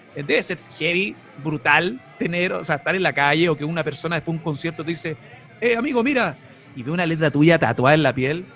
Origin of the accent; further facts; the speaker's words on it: Chile; en Chile, en mi país